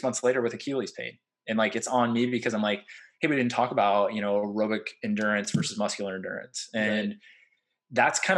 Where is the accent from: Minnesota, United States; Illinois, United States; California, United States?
Illinois, United States; Central; now in Alabama, United States; I'm from Central Illinois originally.